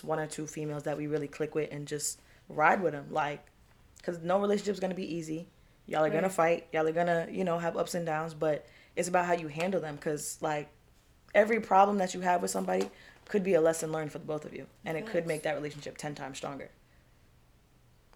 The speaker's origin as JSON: {"language": "English", "region": "New York", "country": "United States", "said": "we're from New York"}